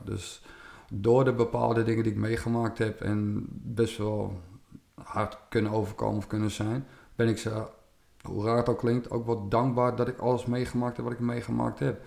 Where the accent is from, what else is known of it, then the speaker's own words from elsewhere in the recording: West Friesland, North Holland, Netherlands; Ik kom uit Noord-Holland, West-Friesland